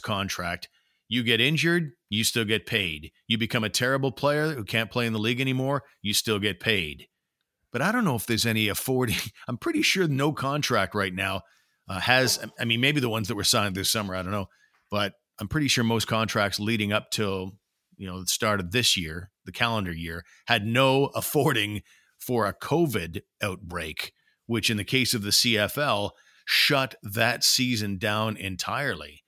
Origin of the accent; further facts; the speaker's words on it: Ottawa, Ontario, Canada; I've spent my whole life here. I'm an Ottawa guy